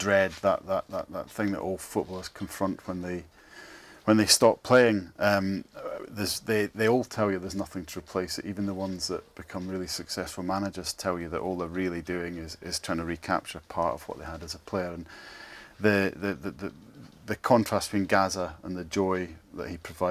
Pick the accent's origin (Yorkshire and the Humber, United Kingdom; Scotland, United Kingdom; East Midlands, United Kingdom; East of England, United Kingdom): Scotland, United Kingdom; Scot; now in England; as a Scot, and as an Aberdeen supporter